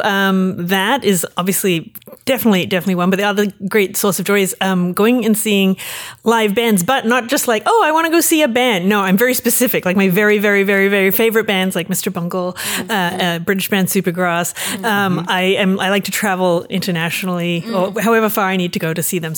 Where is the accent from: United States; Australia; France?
Australia; Melbourne, Victoria; I grew up in Melbourne, Australia